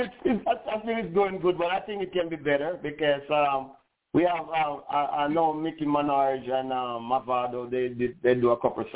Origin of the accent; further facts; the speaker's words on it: Montego Bay, Saint James, Jamaica; also born or lived in Kingston, Jamaica; And I was born in Kingston, Jamaica. Leave Kingston at an early age and moved to Montego Bay. You know, I live outside of Montego Bay, a little area they call Adelphi. And that's where I grew up and to my adult age, and went to school in Montego Bay.